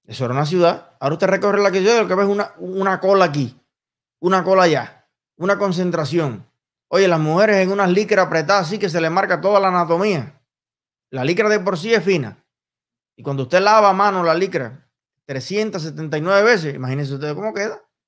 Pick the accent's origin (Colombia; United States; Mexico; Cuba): Cuba; moved away; mi corazón todavía está en Cuba y está con los cubanos. Con mis hermanos, con mi tierra, con mi pueblo